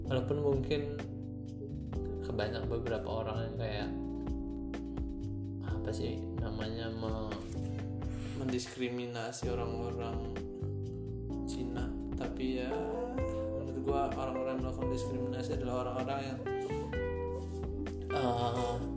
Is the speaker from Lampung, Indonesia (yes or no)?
yes; Lampung, Indonesia; gue dari Lampung